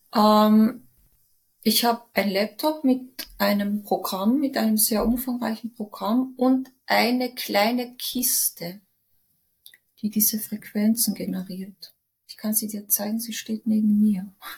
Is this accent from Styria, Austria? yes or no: no; Villach, Carinthia, Austria; moved away as an adult; also born or lived in Cologne, Germany; now in Vienna, Austria; Bin aus Villach weggezogen, also von meinen Eltern weggezogen mit 19